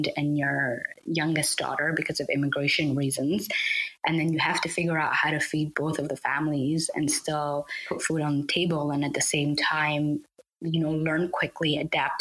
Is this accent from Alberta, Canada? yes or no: yes; Edmonton, Alberta, Canada; also born or lived in Somalia; I came to Canada at a very young age. I started elementary from here